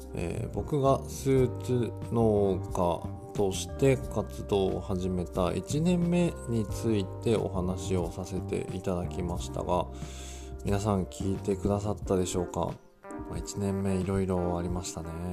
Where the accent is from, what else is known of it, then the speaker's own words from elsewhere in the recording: Yamagata, Japan; 地元の山形県の、えー、テレビ局